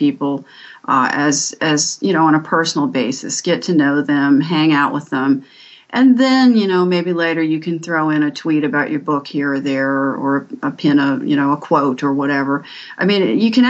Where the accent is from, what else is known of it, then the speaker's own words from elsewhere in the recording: Washington, District of Columbia, United States; also born or lived in Northern Virginia; I was born in Washington, D.C., and I've lived here all my life